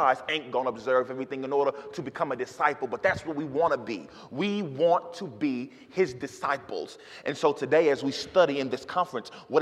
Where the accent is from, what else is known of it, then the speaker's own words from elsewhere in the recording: Dallas, Texas, United States; moved away as an adult; also born or lived in St. Louis / Arkansas; now in Memphis, United States; I grew up my whole life in Dallas, Texas, and now I live in Memphis